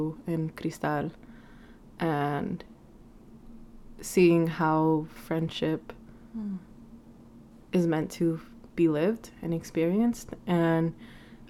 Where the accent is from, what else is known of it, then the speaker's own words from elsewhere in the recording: Vancouver, British Columbia, Canada; moved away; I'm from Vancouver, and it's just weird to just think that, like, I am where I am, and I'm living here when I never imagined myself, like, here.